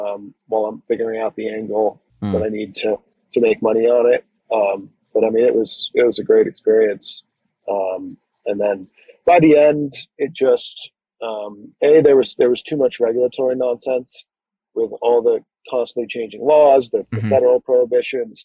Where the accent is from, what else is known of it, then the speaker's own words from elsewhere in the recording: Connecticut, United States; moved away as an adult; also born or lived in Northern California; I was originally from Connecticut. Then I moved up to Northern California